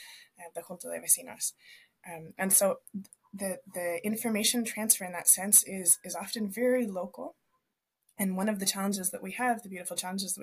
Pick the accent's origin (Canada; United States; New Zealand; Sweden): Canada; now in Viña del Mar, Chile; When I go home to visit my folks in Canada